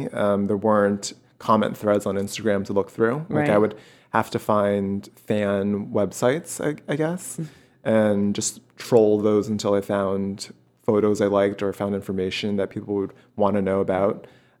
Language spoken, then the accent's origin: English; New York City, New York, United States; moved away as an adult; now in Los Angeles, United States; I was born and raised in Queens.